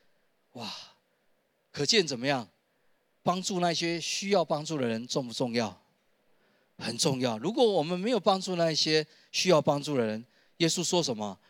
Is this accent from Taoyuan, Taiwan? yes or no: no; Taishan, New Taipei, Taiwan; 原来我们是住在泰山的黎明技术学院的后面一点的山坡上